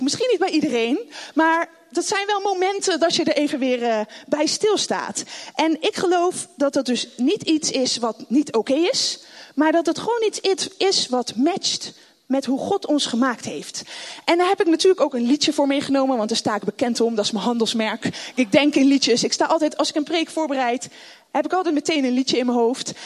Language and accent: Dutch; The Hague, South Holland, Netherlands; also born or lived in Rotterdam; Ik zit natuurlijk weer in Den Haag, waar ik vandaan kom